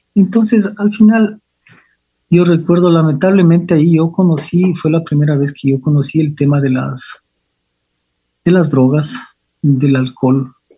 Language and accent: Spanish; Quito, Pichincha, Ecuador; yo soy quiteño, nací hace 51 años